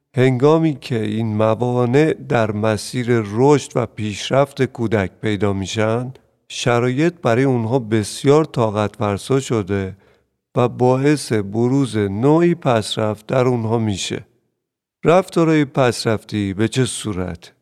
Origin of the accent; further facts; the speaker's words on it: Iran; حتی خود من در جنگ به دنیا اومدم